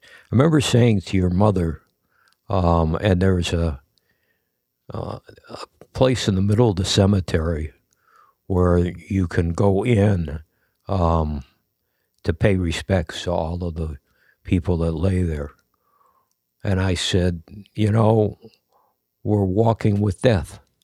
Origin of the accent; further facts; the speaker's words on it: United States; I'm an American.